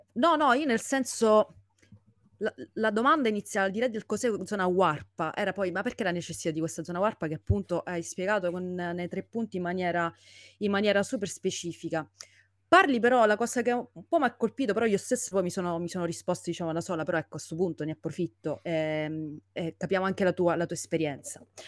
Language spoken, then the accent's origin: Italian; Sicily, Italy; moved away as an adult; now in Rome, Italy; io da, da siciliana sto a Roma ormai da diversi anni